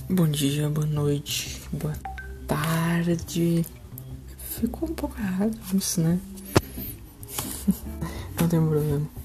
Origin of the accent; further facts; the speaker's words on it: Pelotas, Rio Grande do Sul, Brazil; eu sou de Pelotas, no Rio Grande do Sul